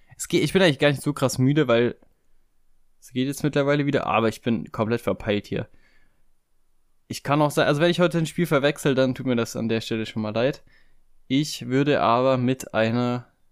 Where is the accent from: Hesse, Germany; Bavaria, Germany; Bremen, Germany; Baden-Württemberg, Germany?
Baden-Württemberg, Germany; Stuttgart; hier quasi meine Heimatstadt, der VfB Stuttgart